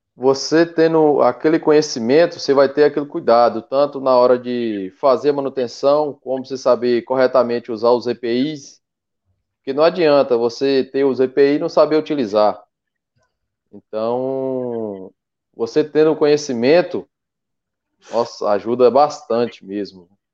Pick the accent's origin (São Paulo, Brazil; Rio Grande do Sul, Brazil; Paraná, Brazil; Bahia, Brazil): Bahia, Brazil; Mucuri; sou do extremo sul da Bahia, aqui na cidade de Mucuri, Bahia.